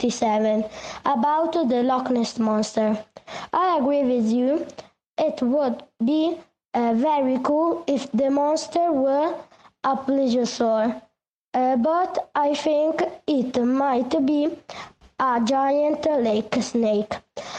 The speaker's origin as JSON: {"language": "English", "country": "Italy", "second_language": "English", "said": "I'm 9 and I come from Italy."}